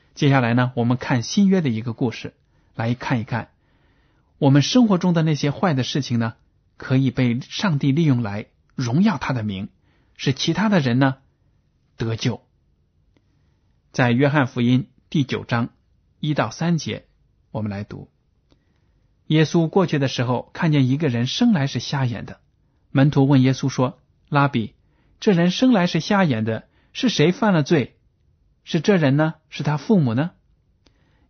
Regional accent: China; 这样的观念呢，我们中国人都有的

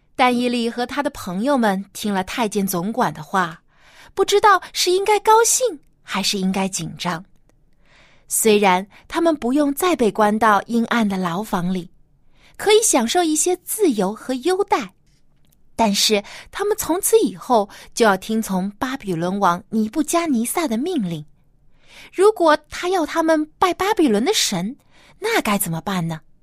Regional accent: China; 每到这个过年过节的时候，我们中国人啊，有习俗就是一家人都要团聚在一起来吃大餐

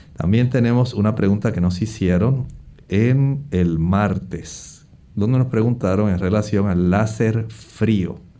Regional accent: Puerto Rico; en el oeste de nuestra isla

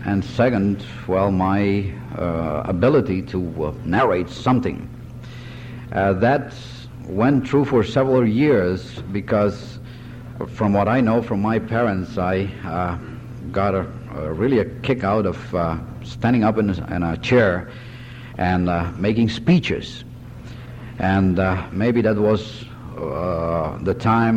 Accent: Curaçao; I was born in 1942 in Curaçao in the Netherlands Antilles from Dominican parents

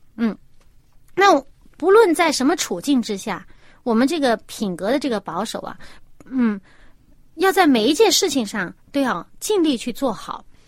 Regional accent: China; 我们中国人

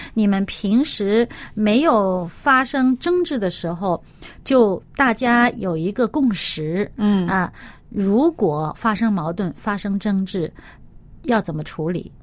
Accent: China; 我们中国人有一句话，呃，叫做“人贵有自知之明“

